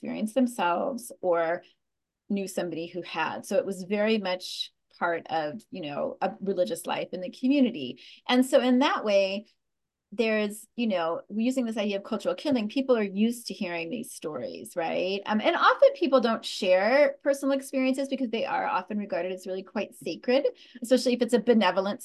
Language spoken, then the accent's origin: English; Cache Valley, Northern Utah, United States; Cache Valley, the valley where I grew up in Northern Utah